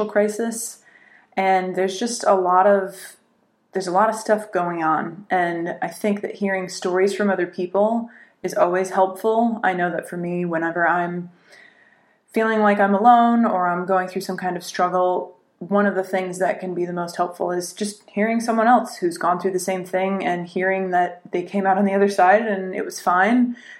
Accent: Connecticut, United States; moved away as an adult; also born or lived in Sarajevo, Bosnia; now in New York, United States; I'm from Connecticut

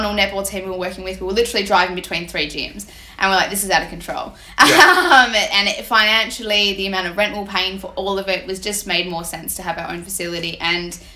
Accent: Melbourne, Victoria, Australia; moved away as an adult; I'm from the East Coast, moved here for my master's degree

